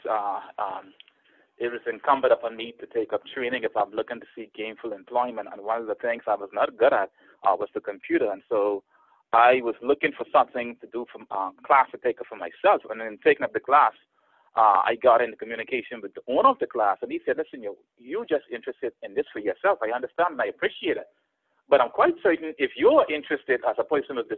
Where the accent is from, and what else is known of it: Bahamas